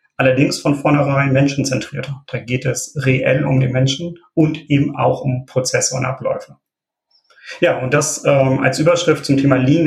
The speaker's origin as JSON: {"language": "German", "town": "Wilhelmshaven", "region": "Lower Saxony", "country": "Germany", "tie": "born or raised there", "lives_now": "Oldenburg, Germany", "said": "gebürtig komme ich aus Wilhelmshaven, da bin ich aber allerdings vor rund zehn Jahren dann nach Oldenburg gezogen"}